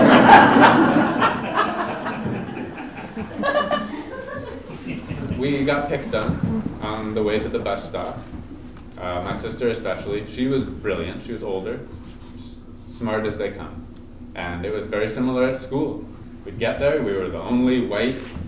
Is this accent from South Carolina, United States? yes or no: no; Hawaii, United States; I grew up in Hawaii.